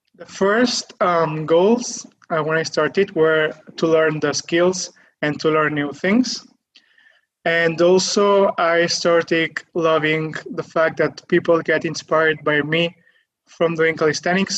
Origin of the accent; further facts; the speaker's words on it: near Barcelona, Catalonia, Spain; I'm from Spain. I'm from Catalonia, near Barcelona